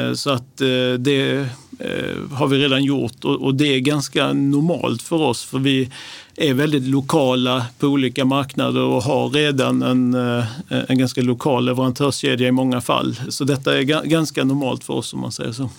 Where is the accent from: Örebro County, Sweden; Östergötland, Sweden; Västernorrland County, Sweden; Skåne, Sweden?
Skåne, Sweden; Lund; now in Stockholm, Sweden; min bakgrund är att jag är uppväxt i Lund